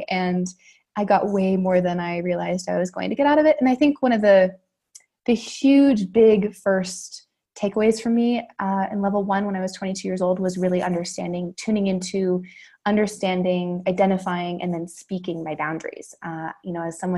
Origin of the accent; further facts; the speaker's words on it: Santa Barbara, California, United States; I was back in my hometown, which is Santa Barbara, California.